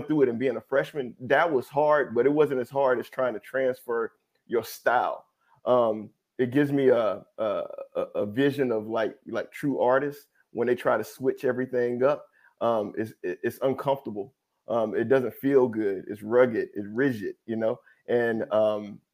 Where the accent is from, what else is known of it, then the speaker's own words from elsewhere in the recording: Brandon, Mississippi, United States; originally from Brandon, Mississippi